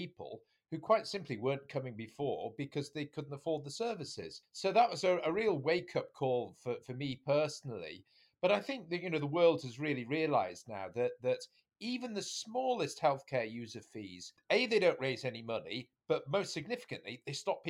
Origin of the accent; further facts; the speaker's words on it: the north of England, United Kingdom; We're all brothers from the North